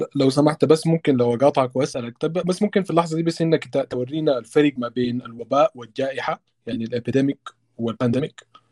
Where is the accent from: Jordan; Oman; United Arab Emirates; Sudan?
Sudan; عندنا في السودان